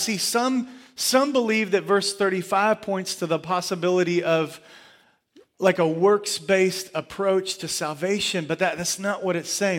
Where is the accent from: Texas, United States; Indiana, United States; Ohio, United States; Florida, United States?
Texas, United States; Surfside Beach, Gulf Coast; as a kid, uh, growing up on, uh, the coast, I, I grew up swimming in the Gulf of Mexico at, at Surfside Beach.